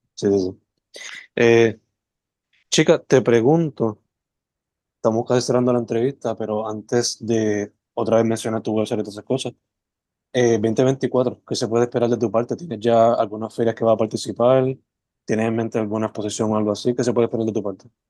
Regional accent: Sabana Grande, Puerto Rico; moved away as an adult; also born or lived in San Juan metro area, Puerto Rico; Yo soy original de Sabana Grande

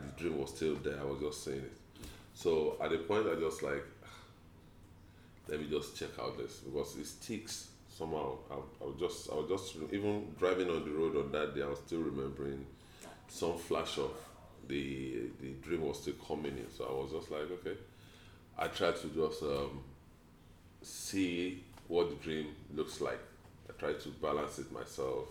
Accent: Oyo, Nigeria; now in Lagos, Nigeria; I'm from Oyo Town

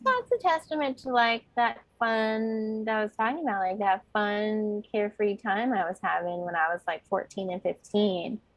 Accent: Bay Area, California, United States; I grew up in the Bay Area

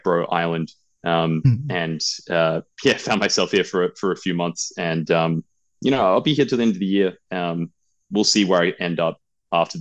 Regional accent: Australia; moved away as an adult; also born or lived in United Kingdom; now in Thailand; I'm from Australia for most of my life, but I do have a background in the UK. So I'd like to think my accent isn't as heavy as other Australians.

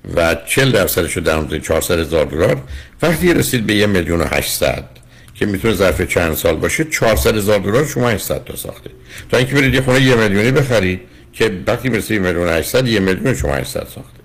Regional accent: Iran; moved away; ما با یه ذهنیتی از ایران میایم

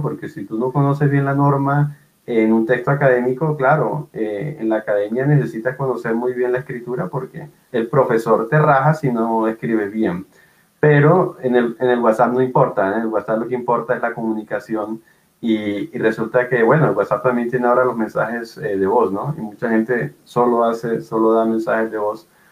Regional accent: Barranquilla, Atlántico, Colombia; Yo soy de Barranquilla, una ciudad en el Caribe colombiano

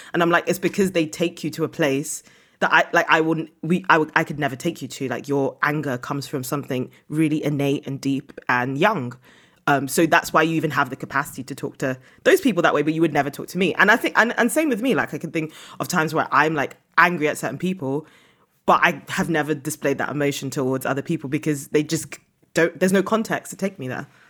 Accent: United Kingdom; moved away as an adult; also born or lived in Nigeria (ancestry); now in Lisbon, Portugal; I'm British. I managed to, like, move to Europe post-Brexit

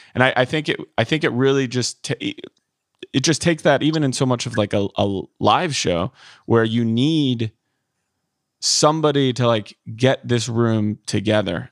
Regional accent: Midwest, United States; I was born and raised in the Midwest

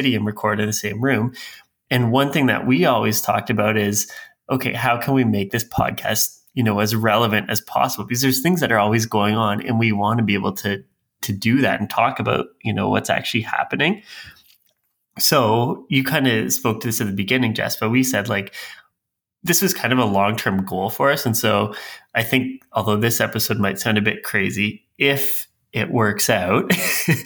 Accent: Canada; I'm Canadian

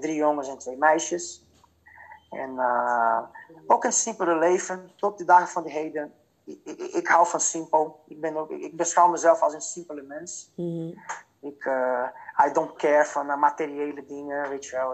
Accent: Fortaleza, Ceará, Brazil; Dutch is a second language; moved away as an adult; now in Netherlands; ik ben geboren en getogen in Fortaleza. En het Fortaleza bevindt zich in uh, Noordoost-Brazilië

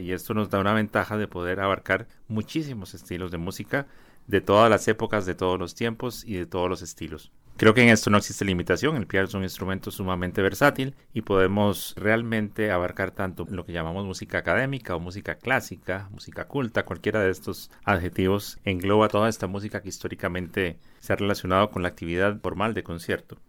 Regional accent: Costa Rica; como costarricenses

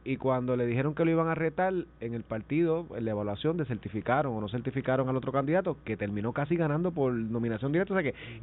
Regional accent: Vega Baja, Puerto Rico; Yo llegué a ir al CDT de Vega Baja

